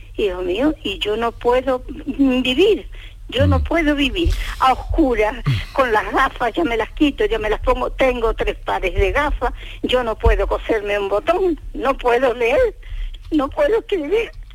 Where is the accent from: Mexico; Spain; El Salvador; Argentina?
Spain; Extremadura; now in Huelva, Spain; Yo soy extremeña